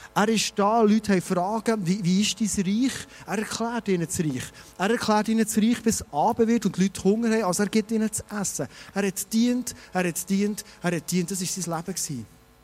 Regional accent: Bernese Oberland, Switzerland; wir Berner Oberländer

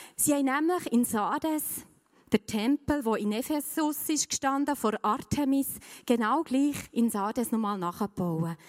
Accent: Switzerland; bei uns in der Schweiz

